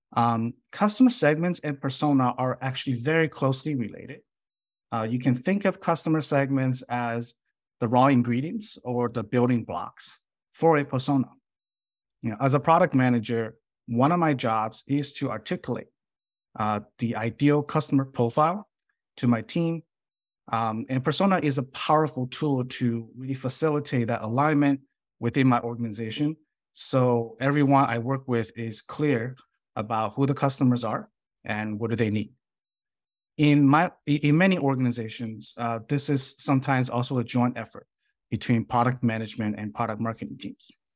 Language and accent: English; Chicago, Illinois, United States; moved away as an adult; now in San Jose, United States; I grew up in Chicago based on the schools that I attend